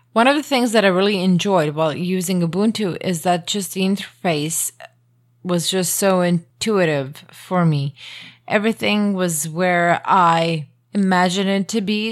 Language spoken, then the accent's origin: English; Croatia; first language Croatian; English is a second language; English isn't my native language. Croatian is.